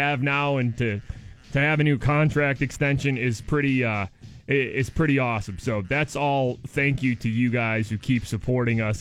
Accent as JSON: {"language": "English", "area": "Detroit area", "region": "Michigan", "country": "United States", "moved": "as an adult", "lives_now": "Pittsburgh, United States", "said": "We're both from right around the Detroit area. We're both from Michigan originally"}